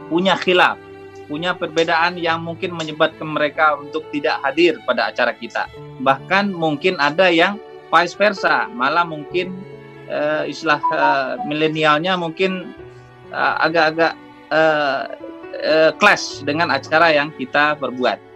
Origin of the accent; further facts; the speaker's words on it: Lubuklinggau, South Sumatra, Indonesia; now in Kuwait; kita di Kuwait tapi asal Lumbuk Linggau.